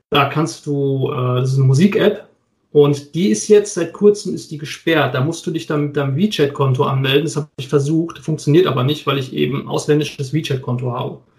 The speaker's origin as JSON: {"language": "German", "region": "North Rhine-Westphalia", "country": "Germany", "said": "ich bin auch Westfale"}